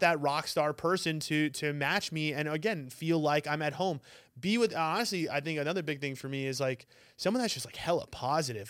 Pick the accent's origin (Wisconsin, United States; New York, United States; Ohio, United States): New York, United States; now in Arizona, United States; I'm from New York